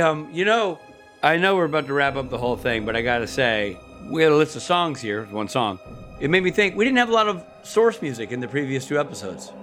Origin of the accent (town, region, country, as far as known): Nashville, Tennessee, United States; born or raised there